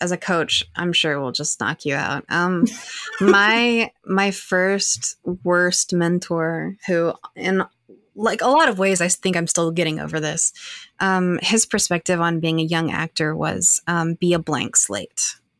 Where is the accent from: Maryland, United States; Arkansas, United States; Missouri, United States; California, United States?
Arkansas, United States; accent: Southern; You know, I think that's a large part of why I lost my accent. You know, I'm a Southern person from Arkansas.